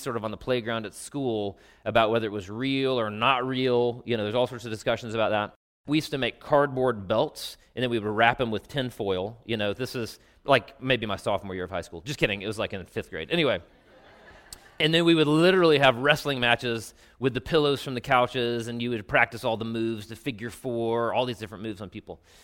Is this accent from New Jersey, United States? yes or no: no; Travelers Rest, South Carolina, United States; many sort of facets of my life growing up in Traveler's Rest, South Carolina